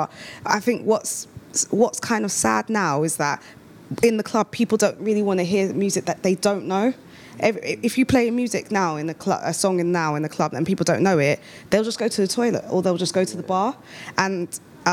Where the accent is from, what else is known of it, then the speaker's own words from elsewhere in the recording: United Kingdom; growing up as a British-born, like, African